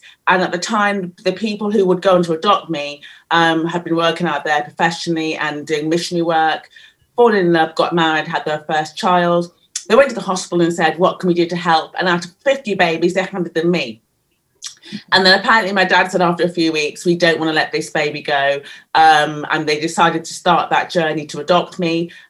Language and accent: English; Leicester, East Midlands, United Kingdom; also born or lived in Scunthorpe; we were growing up in Leicester, it was fine. There was multiracial, lots of other ethnicities there, a big Indian population. So I felt different, but it wasn't too bad at all.